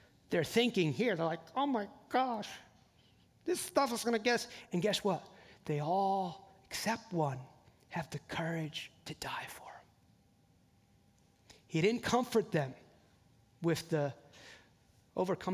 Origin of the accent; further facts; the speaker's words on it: New Jersey, United States; also born or lived in the South, United States; now in Southern United States; I live in the South now, I grew up in New Jersey